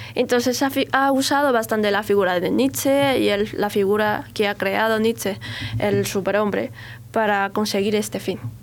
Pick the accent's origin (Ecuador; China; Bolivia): China; Spanish is a second language; moved away as an adult; also born or lived in Beijing, China / Almería, Spain; salir de China